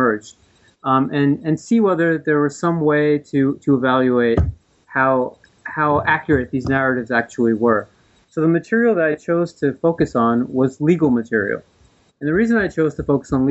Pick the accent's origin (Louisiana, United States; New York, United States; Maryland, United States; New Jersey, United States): New Jersey, United States; I'm from the East Coast. I was raised in New Jersey